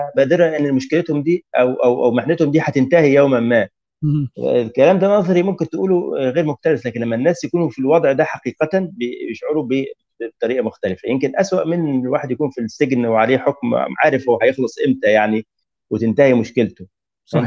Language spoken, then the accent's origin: Arabic; Egypt; moved away as an adult; now in Tunisia; ازور اهلي هنا في مصر